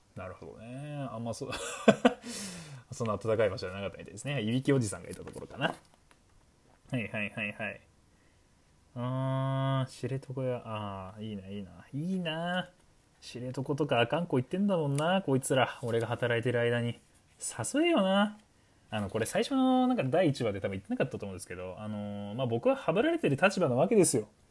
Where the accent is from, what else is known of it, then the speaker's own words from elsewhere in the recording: Hokkaido, Japan; 北海道民としてもね